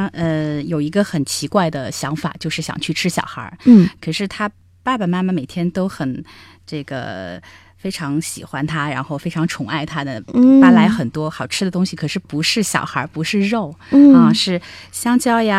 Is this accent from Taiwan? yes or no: no; China; 是是，我我我想象中的我们中国人或者东方人会腼腆一